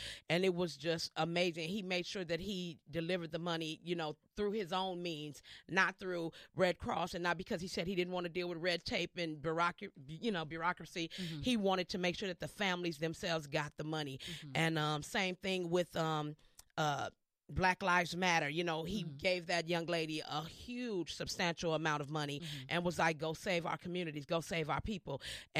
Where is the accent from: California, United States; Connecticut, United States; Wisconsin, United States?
California, United States; Los Angeles; also born or lived in Minneapolis; born and raised in Los Angeles.